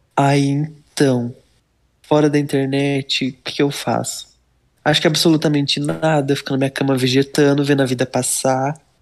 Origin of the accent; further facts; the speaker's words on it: Leme, São Paulo, Brazil; Leme, São Paulo, interior.